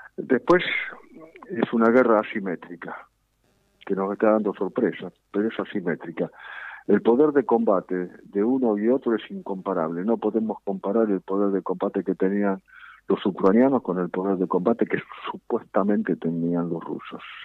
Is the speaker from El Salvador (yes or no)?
no; Argentina; somos los argentinos.